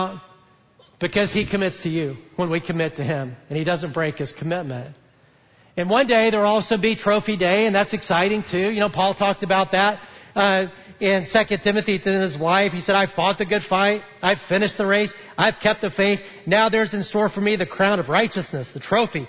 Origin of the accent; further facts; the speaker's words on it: Huntsville, Alabama, United States; I grew up in Huntsville, Alabama